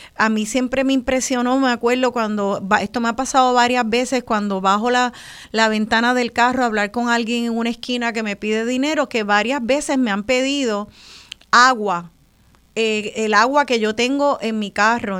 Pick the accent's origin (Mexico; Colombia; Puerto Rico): Puerto Rico; como boricua